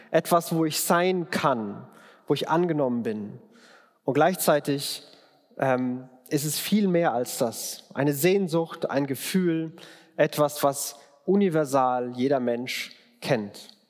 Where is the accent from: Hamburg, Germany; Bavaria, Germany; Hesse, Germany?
Bavaria, Germany; Bayreuth; now in Frankfurt, Germany; Ich komme aus äh, Franken, aus Bayreuth, da bin ich geboren. Und wenn immer, wenn ich fränkischen Dialekt höre, äh, dann äh, geht mein Herz auf